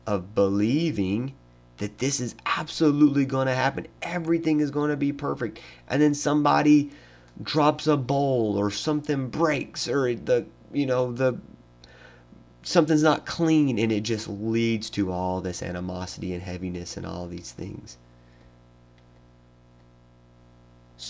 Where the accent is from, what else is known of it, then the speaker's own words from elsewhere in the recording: Tennessee, United States; moved away; I live in Tennessee, or I'm from Tennessee, me and my wife are going back to see family